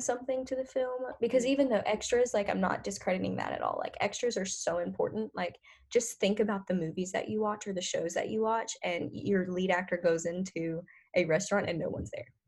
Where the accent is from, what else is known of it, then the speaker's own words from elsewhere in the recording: North Louisiana, United States; moved away; I'm from North Louisiana